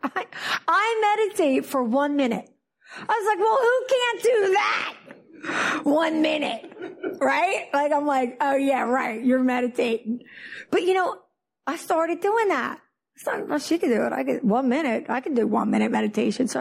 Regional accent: Philadelphia, New Jersey, United States; now in Fort Lauderdale, United States; I am from New Jersey, Philadelphia.

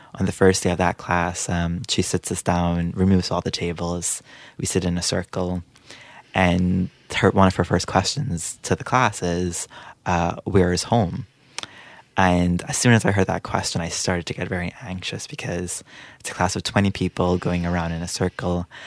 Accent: Guyana; moved away as an adult; also born or lived in Trinidad and Tobago; now in Peterborough, Canada; I was born in Trinidad and Tobago, but I lived for most of my life in Guyana in South America, uh, before moving to Canada.

